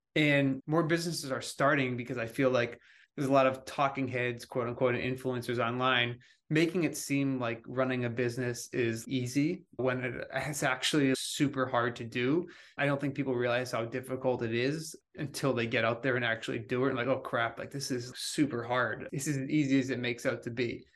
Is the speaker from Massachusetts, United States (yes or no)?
yes; outside of Boston, Massachusetts, United States; I grew up outside of Boston